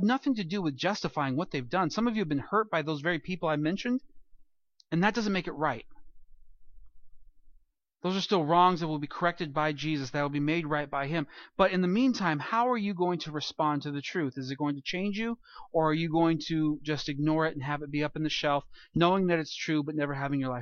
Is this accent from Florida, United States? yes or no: no; California, United States; moved away; growing up in California